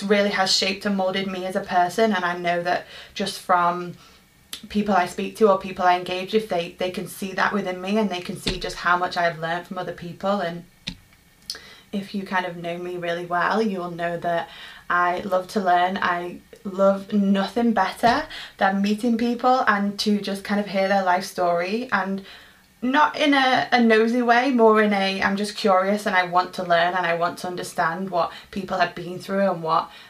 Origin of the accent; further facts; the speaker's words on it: Manchester, North West England, United Kingdom; born and raised in Manchester, England